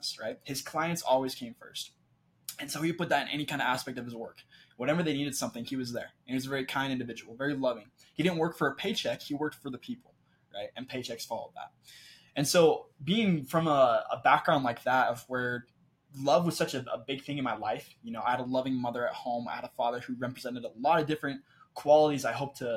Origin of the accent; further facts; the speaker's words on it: Clarkston, Washington, United States; moved away as an adult; also born or lived in southern Brazil; now in Utah, United States; I'm from Clarkson, Washington. It's a small town in southeastern Washington, population about 30,000. I grew up as a small town kid